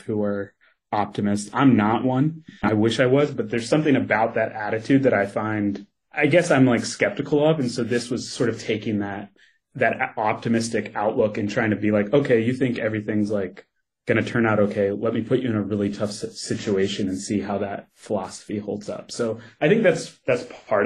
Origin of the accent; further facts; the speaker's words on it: Kentucky, United States; moved away; I grew up in Kentucky.